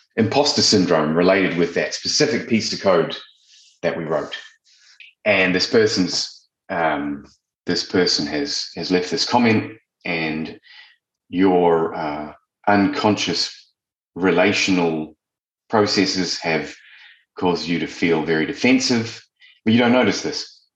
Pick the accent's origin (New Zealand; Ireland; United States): New Zealand; moved away; also born or lived in London; I'm originally from New Zealand and I left and I went and lived in London, like a lot of us